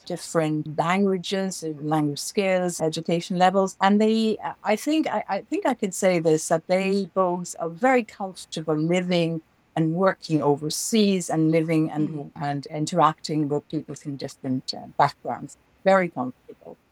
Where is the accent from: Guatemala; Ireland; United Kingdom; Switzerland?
Ireland; Dublin, Leinster; moved away as an adult; also born or lived in China / New York; I grew up in Dublin, in Ireland